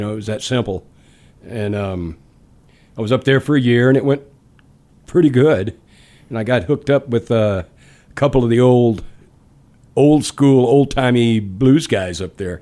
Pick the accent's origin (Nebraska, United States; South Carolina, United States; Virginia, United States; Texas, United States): Texas, United States; Dallas; born or raised there; moved away; also born or lived in Baton Rouge, Louisiana / Detroit